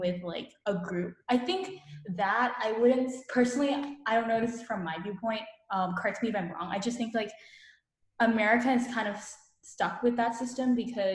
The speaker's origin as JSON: {"language": "English", "country": "Vietnam", "moved": "yes", "lives_now": "United States", "said": "I'm from Vietnam"}